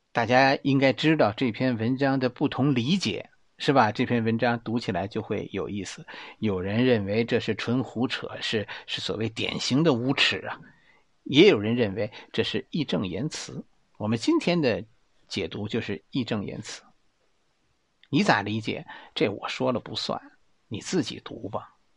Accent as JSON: {"language": "Chinese", "region": "Beijing", "country": "China", "accent": "Beijing dialect", "said": "用我们北京话来说呀"}